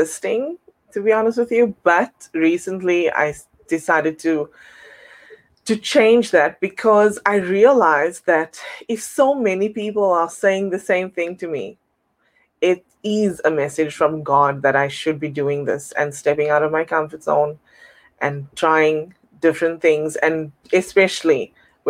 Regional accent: South Africa; now in Toronto, Canada; I'm originally from South Africa, and I'm currently residing in Toronto, Canada

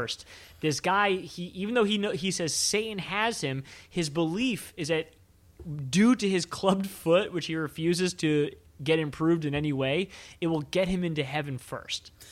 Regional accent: Maryland, United States; I grew up in Maryland, which, you know, right outside of Washington, D C

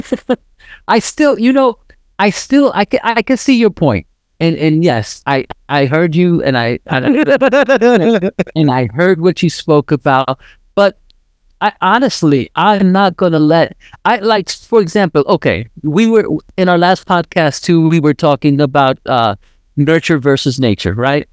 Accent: New York, United States; moved away; I was raised in New York

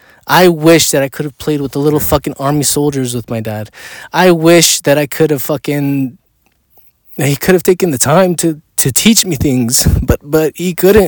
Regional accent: Mexico; when I grew up in Mexico, I had all the opportunity to ask him, and I did.

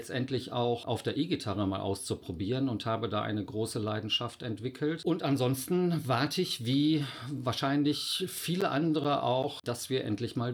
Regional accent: North Rhine-Westphalia, Germany; now in Cologne, Germany; Ich bin auch nur Wahlkölner, Imi. Ich komme ursprünglich aus dem Oberbergischen. Dort bin ich aufgewachsen, bin 51 Jahre alt

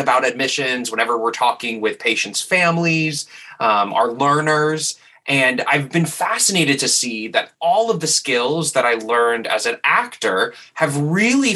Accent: New Orleans, Louisiana, United States; moved away as an adult; also born or lived in New York; I'm originally from New Orleans

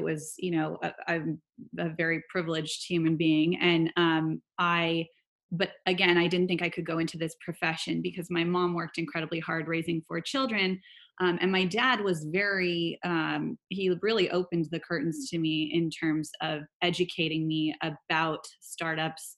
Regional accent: Silicon Valley, California, United States; I grew up in Silicon Valley.

